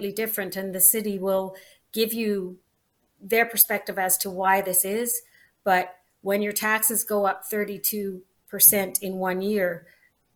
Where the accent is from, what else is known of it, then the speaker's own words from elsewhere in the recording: Nanaimo, British Columbia, Canada; moved away as an adult; I was born here. My father was born here. And it's 3 generations we've been in Nanaimo